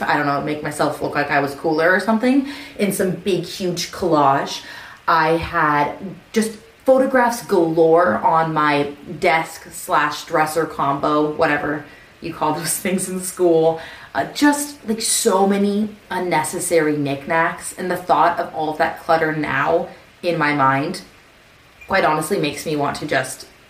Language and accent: English; Southern California, United States; moved away; I grew up in Southern California. I grew up maybe 20 minutes from Disneyland.